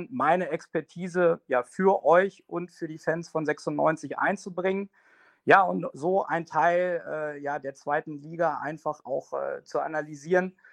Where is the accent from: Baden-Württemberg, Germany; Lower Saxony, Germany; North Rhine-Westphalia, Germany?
Lower Saxony, Germany; Hanover; Ich bin Hannoveraner, ich identifiziere mich mit der Stadt, mit der Region und auch mit Hannover 96.